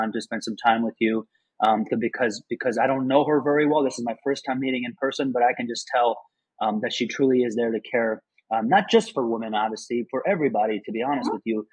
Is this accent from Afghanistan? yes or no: yes; Afghanistan; moved away; I'm originally from Afghanistan.